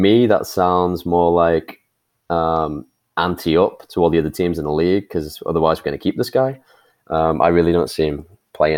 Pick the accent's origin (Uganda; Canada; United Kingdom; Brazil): United Kingdom; England; accent: English; I'm the English voice of the podcast